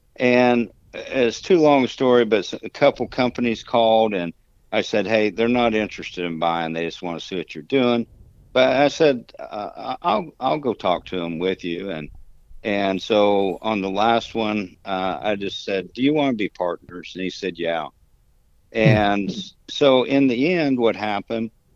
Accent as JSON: {"language": "English", "region": "Kansas", "country": "United States", "tie": "born or raised there", "also_born_or_lived": "Dallas", "moved": "as an adult", "said": "I grew up in Kansas"}